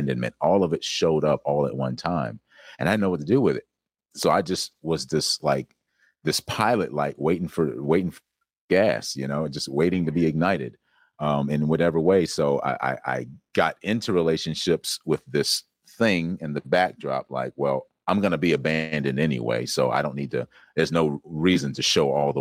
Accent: South Carolina, United States; I grew up in South Carolina.

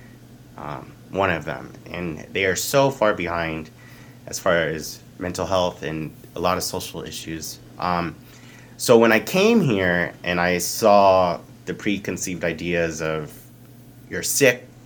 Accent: Dallas, Texas, United States; moved away as an adult; now in South Korea; just a regular guy from Texas

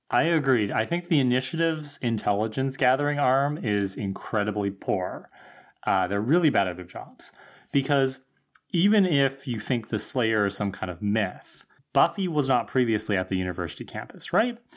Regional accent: Thunder Bay, Ontario, Canada; growing up in Thunder Bay

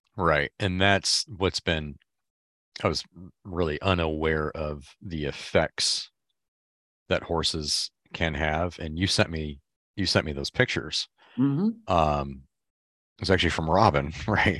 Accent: Michigan, United States; I'm from Michigan

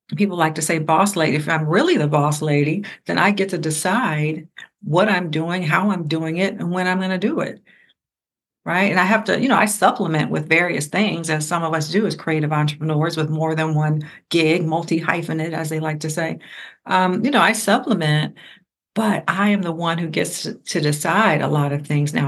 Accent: Ohio, United States; I'm from Ohio

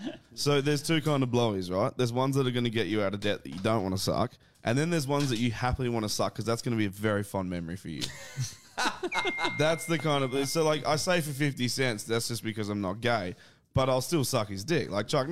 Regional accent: Adelaide, South Australia, Australia; but I'm from Adelaide

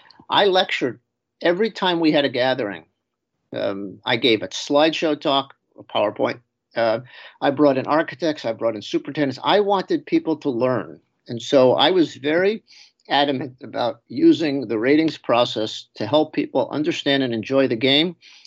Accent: New York City, New York, United States; moved away as an adult; also born or lived in Binghamton, New York; now in Connecticut, United States; I grew up in New York City, right at the point where the city gives way to Long Island, down in the corner of Queens, Nassau County.

